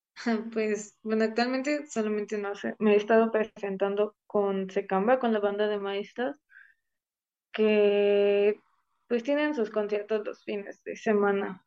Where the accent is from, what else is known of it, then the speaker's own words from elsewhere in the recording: Ciudad Serdán, Puebla, Mexico; moved away as an adult; now in Puebla, Mexico; todo comenzó en mi pueblo, soy de Ciudad Cerdán